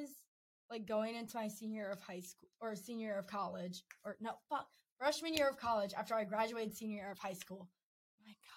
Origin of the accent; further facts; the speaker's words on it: Maryland, United States; moved away; back home in Maryland. Like, not in Maryland specifically, but in my hometown